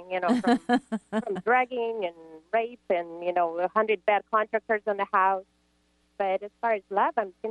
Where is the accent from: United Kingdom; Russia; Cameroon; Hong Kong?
Russia; now in Georgia, United States; I'm calling from Georgia. It's amazing. Yay. And I'm originally from Russia.